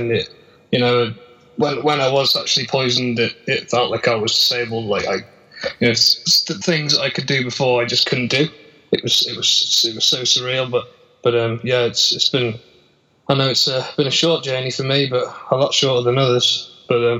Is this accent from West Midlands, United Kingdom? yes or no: yes; Telford, West Midlands, United Kingdom; I'm from the UK. I'm from Telford in Shropshire, not far from the main city in Birmingham